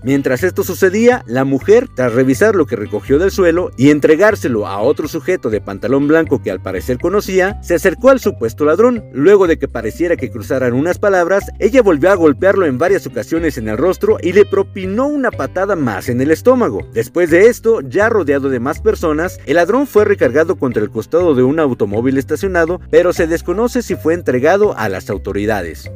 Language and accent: Spanish; Mexico; Como mexicano